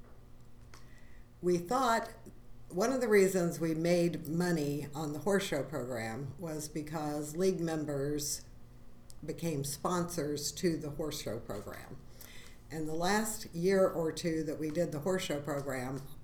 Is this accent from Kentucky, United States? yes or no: yes; Somerset, Kentucky, United States; moved away as an adult; also born or lived in Lexington, Kentucky; now in Louisville, United States; I'm from Somerset, Kentucky, originally.